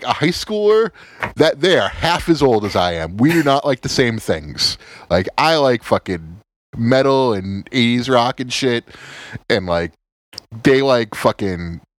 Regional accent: United States; We're American. We're all American boys.

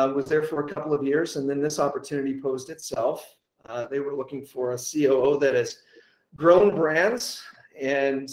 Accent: Dallas, Texas, United States; moved away as an adult; also born or lived in Atlanta; I'm originally from Dallas, Texas, born and raised

